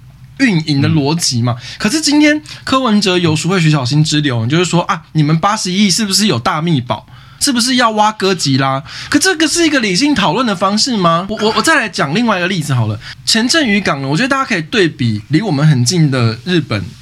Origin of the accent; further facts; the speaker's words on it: Taipei, Taiwan; 身为一个老台北人